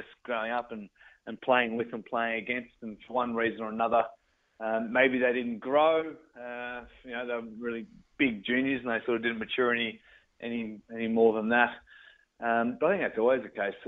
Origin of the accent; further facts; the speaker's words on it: Ballarat, Victoria, Australia; growing up in Ballarat